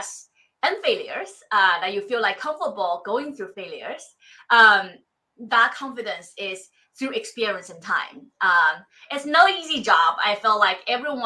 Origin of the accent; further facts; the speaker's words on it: Shanghai, China; moved away as an adult; now in United States; I came from Shanghai, not Beijing.